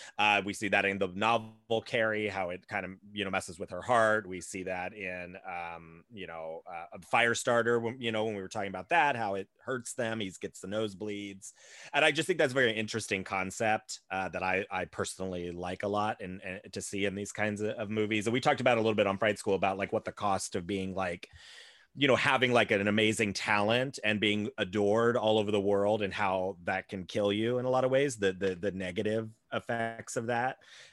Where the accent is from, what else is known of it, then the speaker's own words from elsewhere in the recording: Ohio, United States; when I was growing up in Ohio